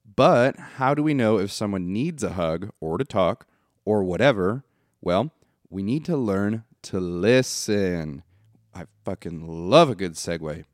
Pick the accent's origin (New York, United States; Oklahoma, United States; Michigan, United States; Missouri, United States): Michigan, United States; now in Tennessee, United States; I'm from Michigan